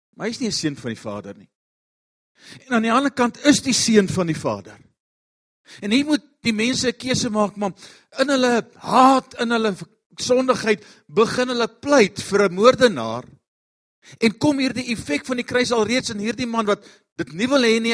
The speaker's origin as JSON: {"language": "Afrikaans", "town": "Pretoria", "region": "Gauteng", "country": "South Africa", "said": "Ons kom van Pretoria af."}